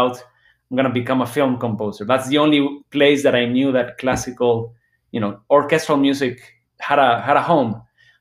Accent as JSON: {"language": "English", "town": "Guadalajara", "region": "Jalisco", "country": "Mexico", "tie": "born or raised there", "said": "I grew up in Guadalajara, Mexico"}